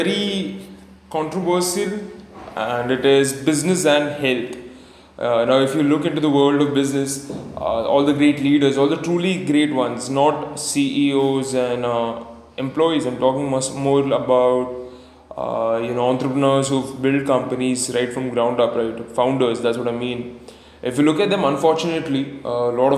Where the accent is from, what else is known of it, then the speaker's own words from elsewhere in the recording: Pune, Maharashtra, India; I come in from Pune, India